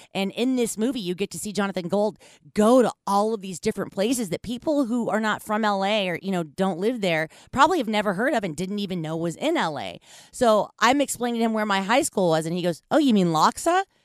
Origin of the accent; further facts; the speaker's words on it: Los Angeles, California, United States; moved away as an adult; now in Bay Area, United States; I live in the Bay Area, but I grew up in Los Angeles. I lived there for almost nineteen years